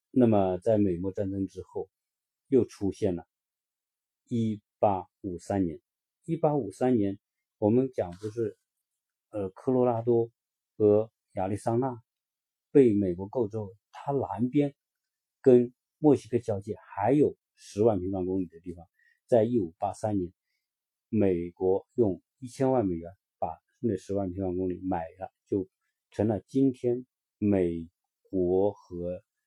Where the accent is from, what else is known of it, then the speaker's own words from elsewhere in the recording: China; 我们中国人知道阿拉斯加鱼有